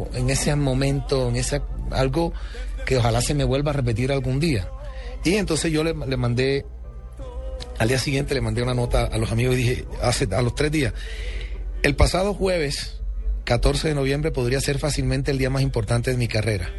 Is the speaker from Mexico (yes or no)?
no; Colombia; soy el primer colombiano en la historia